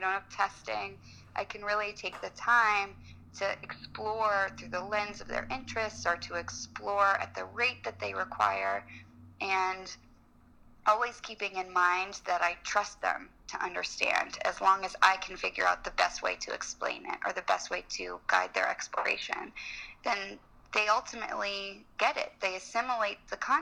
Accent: Los Angeles, California, United States; moved away as an adult; also born or lived in New Orleans; now in Washington, D.C., United States; I grew up in Los Angeles, and I went to college in New Orleans.

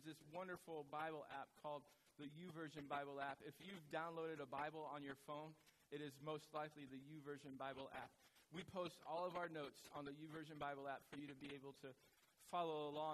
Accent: United States

